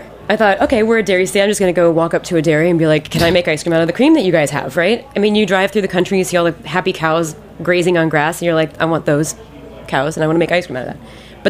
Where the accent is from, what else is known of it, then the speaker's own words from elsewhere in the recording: Columbus, Ohio, United States; we're from Ohio, we're just really nice